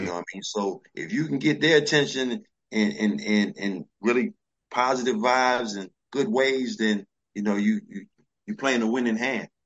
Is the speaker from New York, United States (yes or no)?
yes; New York City, New York, United States; born or raised there; also born or lived in DC area